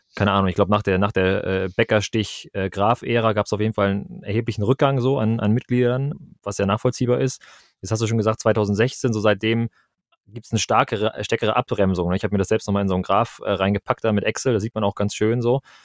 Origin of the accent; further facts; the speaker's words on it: Kiel, Schleswig-Holstein, Germany; Ich komme hier aus dem Norden, ganz oben aus Kiel.